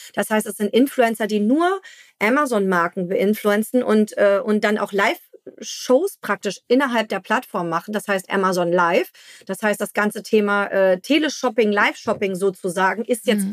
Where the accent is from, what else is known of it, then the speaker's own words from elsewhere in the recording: Hamburg, Germany; als Hamburger